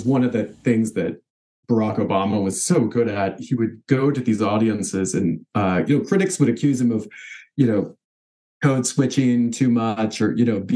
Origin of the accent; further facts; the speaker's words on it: the South, United States; now in Bay Area, California, United States; experiences I had growing up in the South.